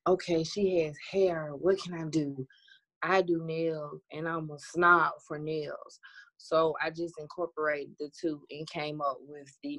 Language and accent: English; Birmingham, Alabama, United States; I'm from Birmingham, Alabama